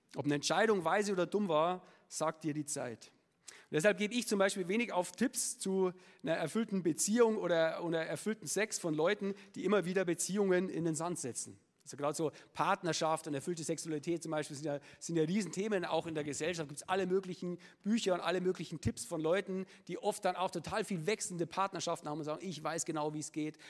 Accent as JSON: {"language": "German", "town": "Munich", "region": "Bavaria", "country": "Germany", "tie": "born or raised there", "accent": "Upper Bavarian", "said": "ich äh, bin gebürtiger Münchner"}